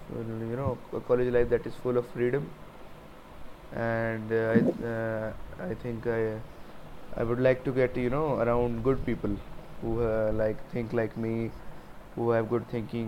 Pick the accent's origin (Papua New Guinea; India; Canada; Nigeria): India; Karnal, Haryana; I will be in my hometown, Karnal, till August.